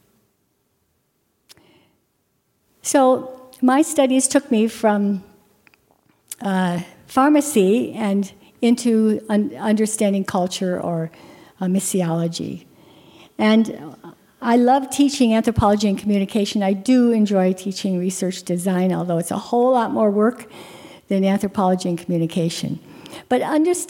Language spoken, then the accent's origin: English; Kildare, North Dakota, United States; moved away; a little girl growing up in North Dakota in Kildare